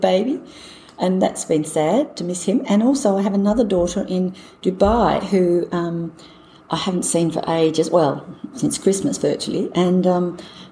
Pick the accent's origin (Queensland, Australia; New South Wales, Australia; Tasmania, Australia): Tasmania, Australia; Launceston; also born or lived in Hobart, Australia / London, United Kingdom; I grew up in Launceston, the north of the state. Went to school there